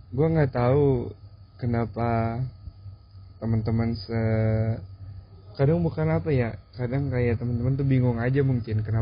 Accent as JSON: {"language": "Indonesian", "town": "Batam", "region": "Riau Islands", "country": "Indonesia", "lives_now": "Serang, Indonesia", "said": "gue pengen merantaunya gue punya pemikiran kayaknya kalau gue kuliah di daerah gue katakanlah Batam kayaknya gue nggak bisa mengembangkan diri gue lebih gitu"}